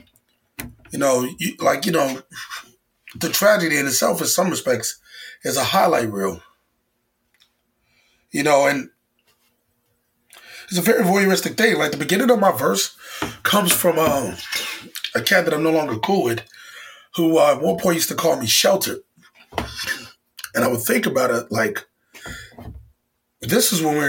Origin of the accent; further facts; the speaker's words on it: Chicago, Illinois, United States; moved away as an adult; now in New York, United States; back in Chicago, you know, my hometown.